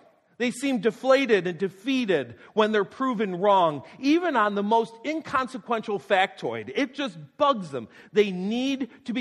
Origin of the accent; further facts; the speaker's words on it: North Tonawanda, New York, United States; my hometown North Tondawanda